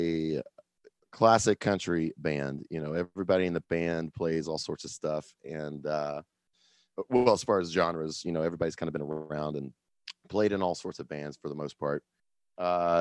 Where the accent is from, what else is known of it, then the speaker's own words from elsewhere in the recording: Kansas City, Missouri, United States; I'm from Kansas City